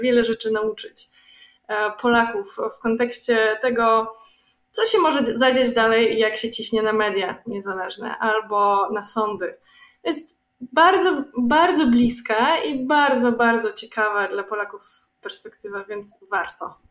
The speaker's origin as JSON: {"language": "Polish", "country": "Belarus", "said": "my Białorusini"}